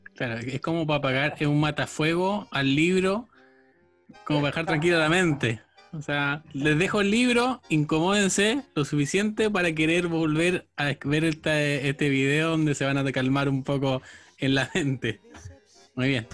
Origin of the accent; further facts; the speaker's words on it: Chile; yo soy chileno